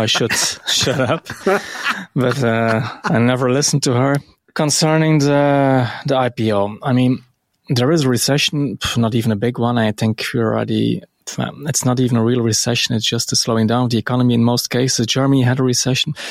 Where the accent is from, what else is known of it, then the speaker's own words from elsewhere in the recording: Belgium; it's so cool to be Belgian.